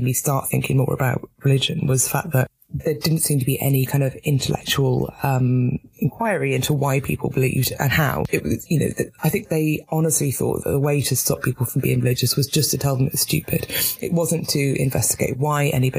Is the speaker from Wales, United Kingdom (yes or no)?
yes; Newport, Wales, United Kingdom; moved away as an adult; also born or lived in Northern Ireland; now in London, United Kingdom; So I grew up in Newport in South Wales, which is now it's post-industrial